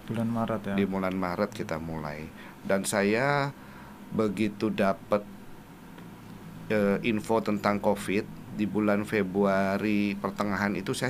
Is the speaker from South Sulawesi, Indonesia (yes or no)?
yes; Makassar, South Sulawesi, Indonesia; born there; ini kelahiran Ujung Pandang.